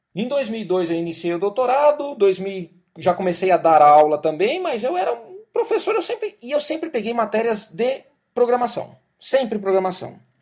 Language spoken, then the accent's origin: Portuguese; Jaú, São Paulo, Brazil; na minha cidade, lá em Jaú. Minha mãe trabalhava numa escola